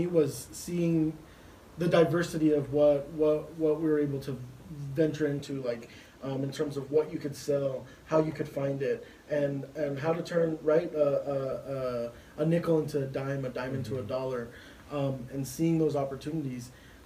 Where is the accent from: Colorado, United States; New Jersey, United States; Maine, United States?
Colorado, United States; Denver; I grew up here in Denver, Colorado